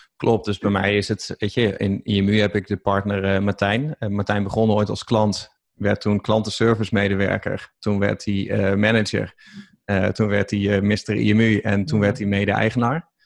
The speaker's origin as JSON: {"language": "Dutch", "region": "East Groningen", "country": "Netherlands", "said": "ik kom uit Oost-Groningen"}